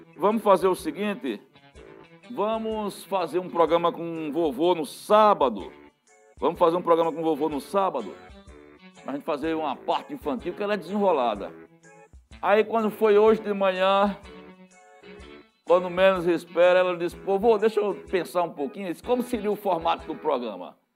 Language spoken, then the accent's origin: Portuguese; Serra Talhada, Pernambuco, Brazil; Serra Talhada é sem dúvidas a nossa aldeia, a terra que amamos, a terra pátria